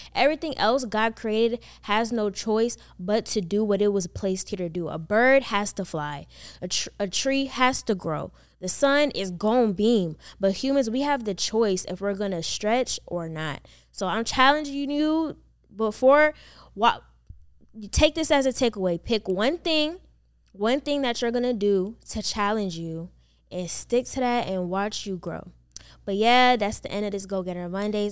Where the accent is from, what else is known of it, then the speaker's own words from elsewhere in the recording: Maryland, United States; moved away as an adult; also born or lived in North Carolina; now in Atlanta, United States; I was born and raised in Maryland